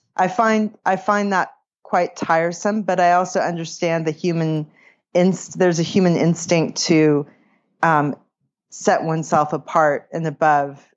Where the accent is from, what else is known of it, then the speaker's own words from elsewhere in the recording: California, United States; moved away; also born or lived in Boston; I grew up in California, and I lived in Boston